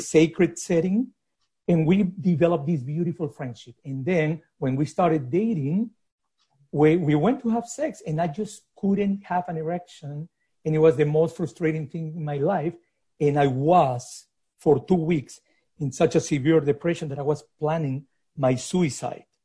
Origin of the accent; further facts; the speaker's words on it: Lima, Peru; moved away; I grew up in Lima in a hyper conservative society